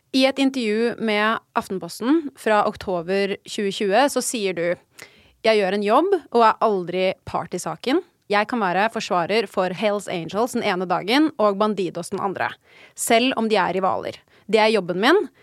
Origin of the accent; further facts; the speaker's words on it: Oslo, Norway; moved away; Rett ved der hvor jeg er oppvokst